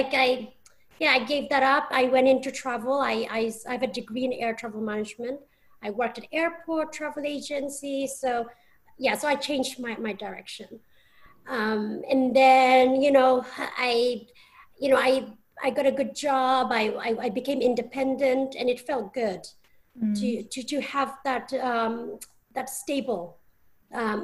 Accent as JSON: {"language": "English", "town": "Bristol", "region": "South West England", "country": "United Kingdom", "tie": "born or raised there", "also_born_or_lived": "London, United Kingdom", "moved": "as an adult", "lives_now": "United States", "said": "Channel 3 had a station based in my hometown, which is Bristol"}